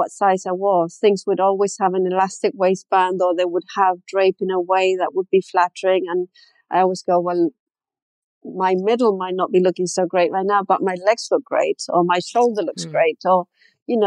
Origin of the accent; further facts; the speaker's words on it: Chile; moved away; I grew up in Chile